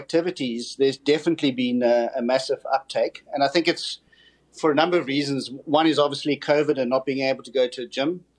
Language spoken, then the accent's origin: English; South Africa; born and bred a South African, actually currently in the United Kingdom.